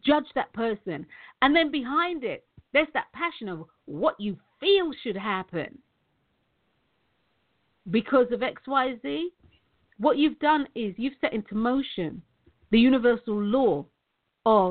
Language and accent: English; London, United Kingdom; I'm from Tottenham. I used to live at the entrance. I didn't live on it, though, but I used to live at the entrance of the farm.